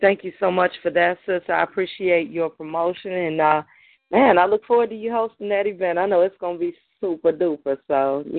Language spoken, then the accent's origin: English; Chicago, Illinois, United States; myself as well as Black Ice as well as Dove Seas, we're all from Inglewood.